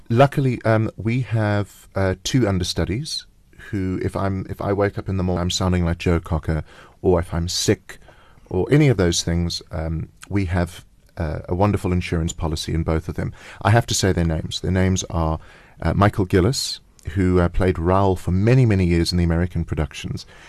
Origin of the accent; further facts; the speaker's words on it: South Africa; we're South African